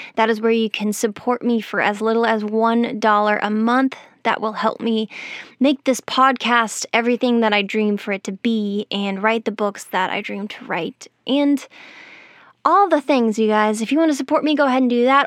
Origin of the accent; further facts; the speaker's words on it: Colorado, United States; I grew up in Colorado where similar things happen.